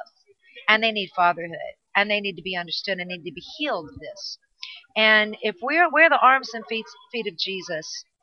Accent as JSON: {"language": "English", "region": "California", "country": "United States", "said": "I'm Californian"}